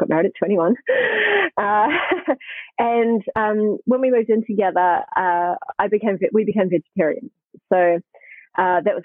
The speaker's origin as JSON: {"language": "English", "town": "Hamilton", "region": "Waikato", "country": "New Zealand", "tie": "born or raised there", "moved": "yes", "lives_now": "Australia", "said": "I grew up in New Zealand, by the way, so I live in Australia now, but I was living in New Zealand in Hamilton"}